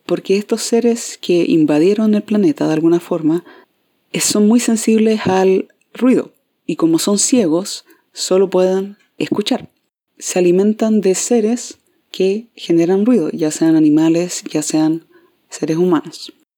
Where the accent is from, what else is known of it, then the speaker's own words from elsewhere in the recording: Concepción, Biobío, Chile; acá en Concepción, de donde yo soy